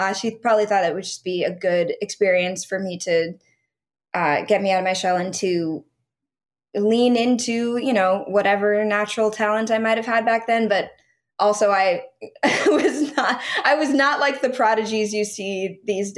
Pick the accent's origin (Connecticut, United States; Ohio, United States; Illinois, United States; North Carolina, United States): Connecticut, United States; Stamford; moved away; I'm originally from Connecticut, from Stamford.